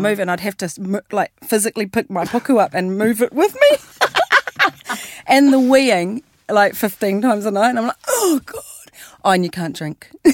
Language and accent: English; Christchurch, Canterbury, New Zealand; we are from Christchurch.